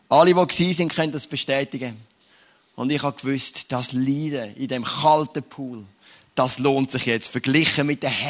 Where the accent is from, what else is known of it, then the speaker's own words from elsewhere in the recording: Switzerland; Oder eigentlich sind wir es als Schweizer nicht gern.